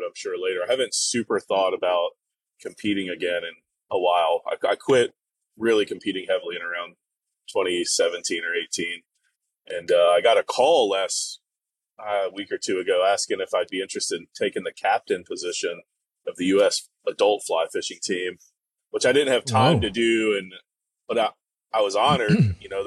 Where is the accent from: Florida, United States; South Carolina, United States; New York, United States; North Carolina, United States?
North Carolina, United States; Western; I grew up in the Western North Carolina, so on the Nantahala River and the Hiawassee River area